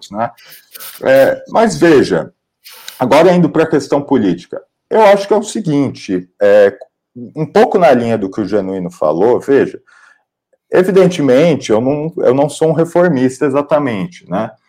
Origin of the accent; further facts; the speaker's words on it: São Paulo, Brazil; Bom, como, como paulista e como paulistano, eu quero dizer que a minha opinião é que sim.